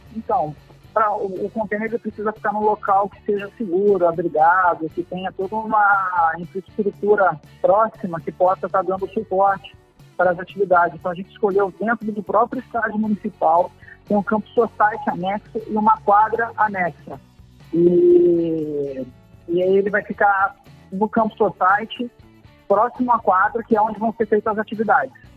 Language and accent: Portuguese; Angra dos Reis, Rio de Janeiro, Brazil; nós de Angra